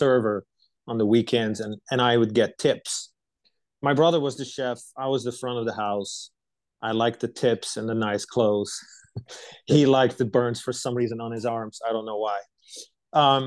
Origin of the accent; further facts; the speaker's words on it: right outside of Amsterdam, North Holland, Netherlands; moved away as an adult; now in United States; I was born and raised in Europe. I lived most of my life in the Netherlands, born right outside of Amsterdam